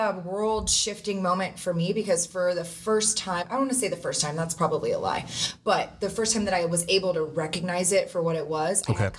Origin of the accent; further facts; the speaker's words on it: Texas, United States; moved away as an adult; now in Arizona, United States; I was born and raised in Texas, and I just moved out here to Arizona to get involved with solar this past October.